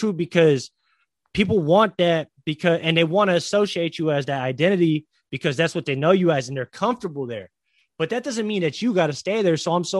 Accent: Philippines; I'm Filipino

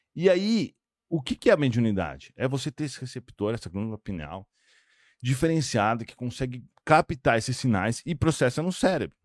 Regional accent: São Paulo, Brazil; now in Monaco; Eu sou de São Paulo, né? Eu moro hoje em Monaco

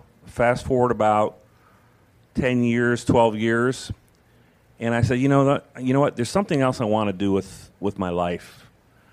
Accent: Finger Lakes, New York, United States; also born or lived in Homestead, Florida; now in Florida, United States; I come originally from New York State, from the Finger Lakes of New York State

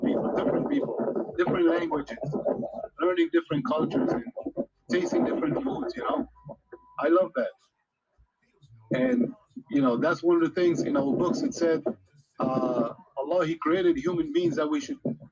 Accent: New York, United States; moved away; I grew up in New York, actually, Brooklyn

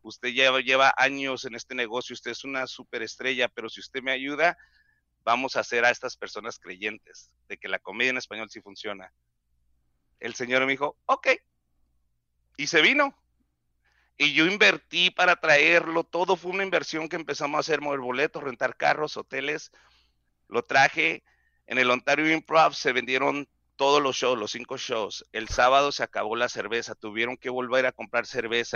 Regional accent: Mexicali, Baja California, Mexico; accent: pocho; Spanish is a second language; yo soy de Mexicali

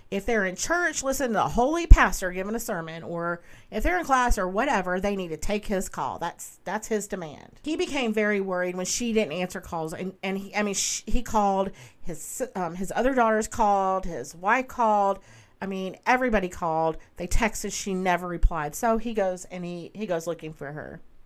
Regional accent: the South, United States; I am from the South, so I say soda

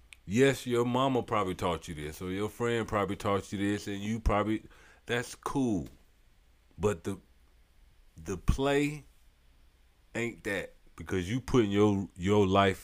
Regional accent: St. Petersburg, Florida, United States; I'm from the South. I'm from St. Pete, South Side, to be exact.

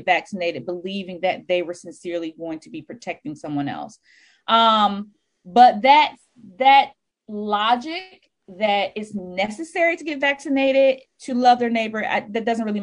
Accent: Atlanta, Georgia, United States; now in Washington, D.C., United States; I'm originally from Atlanta, Georgia, now reside in Washington, D.C.

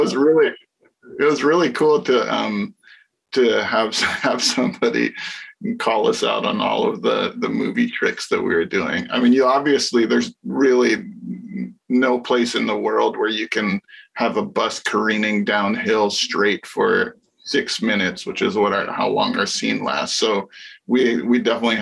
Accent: Hawaii, United States; my friends that I grew up with in the Asian American community in Hawaii

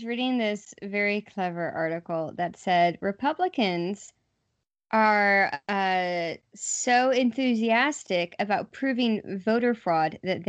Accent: Houston, Texas, United States; so I grew up in Harris County. I'm from Houston.

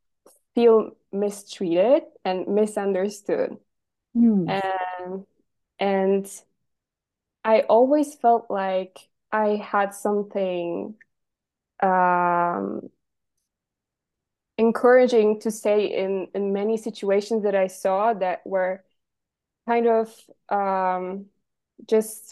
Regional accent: Poland; I'm 24 and I'm from Poland, which is where right now I'm talking to you.

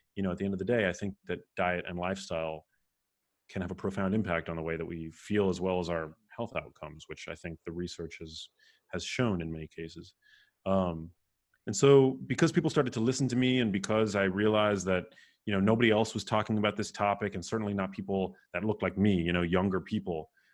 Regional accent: New York City, New York, United States; moved away as an adult; also born or lived in Remsenburg, Long Island / Miami; I was, uh, born and raised in New York City, um, in Manhattan, in a neighborhood called Murray Hill

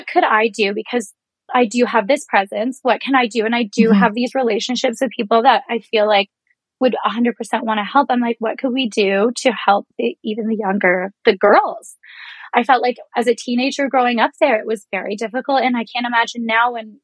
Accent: Reserve in Georgian Bay, Ontario, Canada; moved away; Growing up on the Reserve, it does feel like a forgotten place in Canada

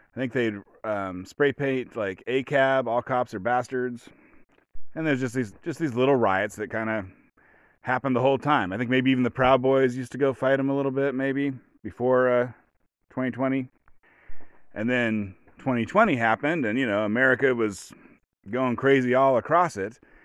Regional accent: small town Southern Oregon, United States; I was born in small town Southern Oregon.

